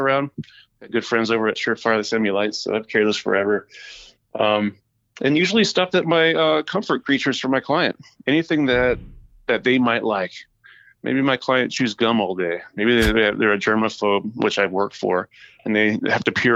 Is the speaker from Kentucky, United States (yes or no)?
no; California, United States; I'm from California